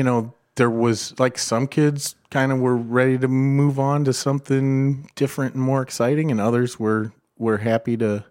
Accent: Perrysburg, Ohio, United States; I grew up in Perrysburg.

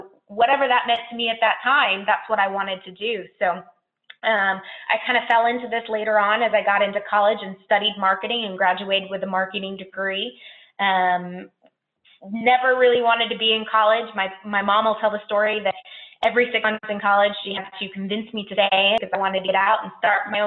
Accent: Orlando, Florida, United States; So I grew up in Orlando

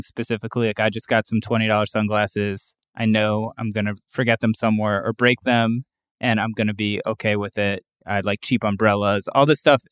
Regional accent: Cleveland, Ohio, United States; also born or lived in Brooklyn, New York; now in Western Massachusetts, United States; from Cleveland originally

